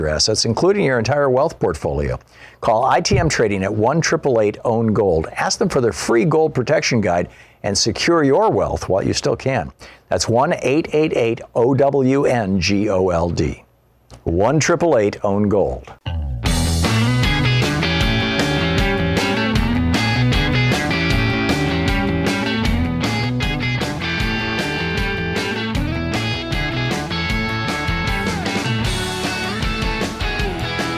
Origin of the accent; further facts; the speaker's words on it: Michigan, United States; I grew up in Michigan